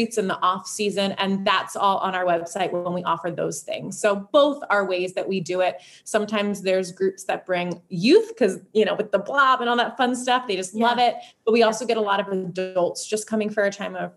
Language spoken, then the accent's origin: English; Philadelphia, Pennsylvania, United States; moved away as an adult; now in Sebring, United States; I'm from Philadelphia